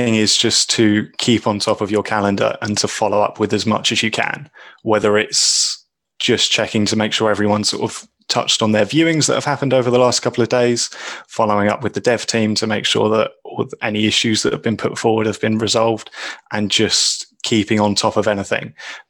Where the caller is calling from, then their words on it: England, United Kingdom; I'm calling in from England.